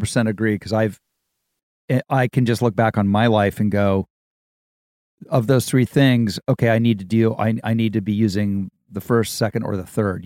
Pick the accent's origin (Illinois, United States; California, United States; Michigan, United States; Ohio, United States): Ohio, United States; Dayton; moved away; I'm from Ohio. I'm from Dayton, Ohio